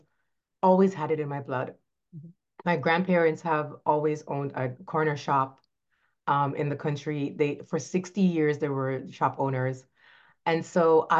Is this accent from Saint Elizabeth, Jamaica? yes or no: yes; Saint Elizabeth, Jamaica; moved away as an adult; now in Florida, United States; I am from Jamaica, was born in a little a parish, we call them, St. Elizabeth, Jamaica, rural area, loved growing up in the country